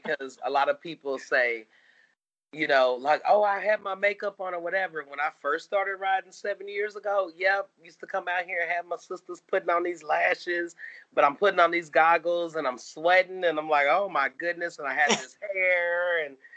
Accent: Kansas City, Missouri, United States; now in Texas, United States; I'm from Kansas City, Missouri. We have basements. I moved to Texas

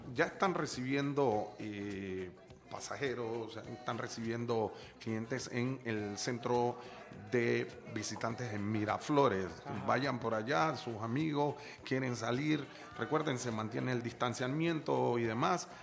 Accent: Panama; como panameño tenemos la obligación

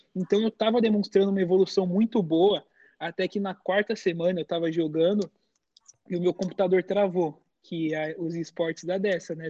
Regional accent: São Paulo, Brazil; moved away as an adult; now in United States; eu e meu pai saímos de São Paulo, porque nossa família é italiana

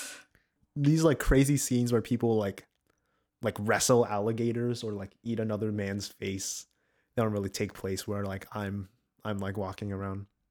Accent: the South, United States; I'm from the States, you know, I'm from the, I'm from the South

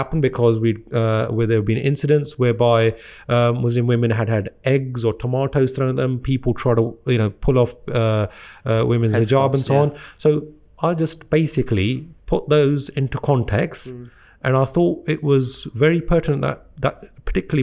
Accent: Gravesend, South East England, United Kingdom; also born or lived in India / Slough; I'm born and brought up in Britain.

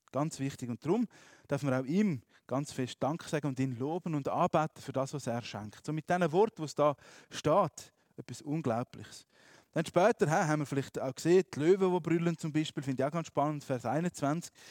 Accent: Graubünden, Switzerland; Ich bin in Graubünden aufgewachsen, wenn ich bin wandern, Berge angeschaut habe, so schön.

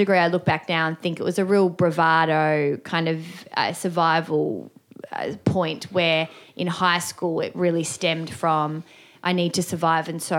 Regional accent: Melbourne, Victoria, Australia; I grew up in the western suburbs of Melbourne.

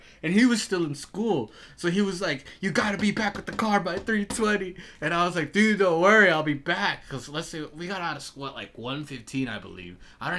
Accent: Texas, United States; moved away; I grew up in Texas

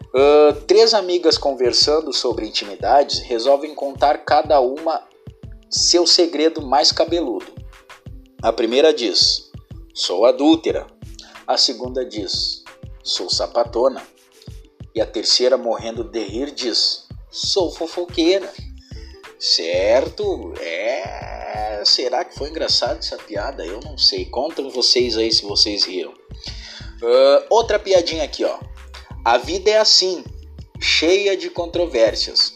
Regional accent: Rio Grande do Sul, Brazil; eu sou daqui do, do Rio Grande do Sul

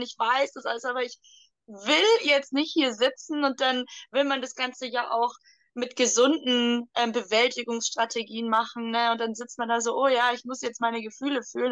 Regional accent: Germany; moved away; Ich komme aus Deutschland

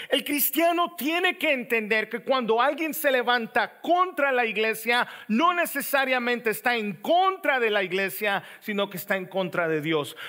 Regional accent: El Salvador; now in Raleigh, United States; yo soy salvadoreño

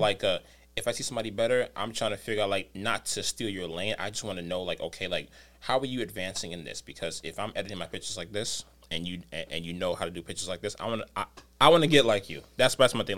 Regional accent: New York City, New York, United States; I'm from the Bronx

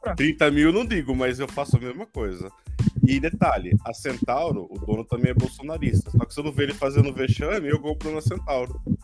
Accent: São Paulo, Brazil; me sinto paulista, paulistano

